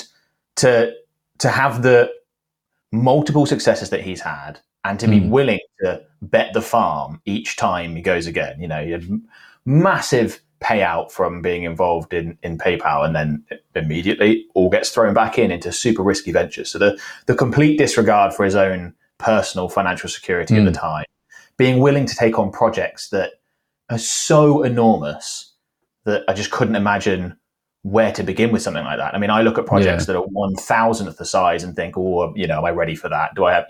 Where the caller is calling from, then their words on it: Cheltenham, South West England, United Kingdom; Cheltenham. So for those who are not necessarily familiar with the geography of the UK, it's sort of like west, southwest England.